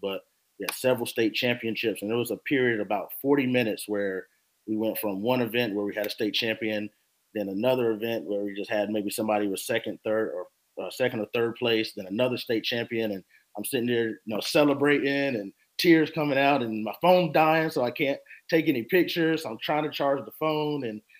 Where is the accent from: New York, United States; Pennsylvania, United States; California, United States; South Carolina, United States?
South Carolina, United States; Rock Hill; now in Charleston, United States; moving here to Charleston, spending my, I guess, emerging adult years and growing up in Rock Hill.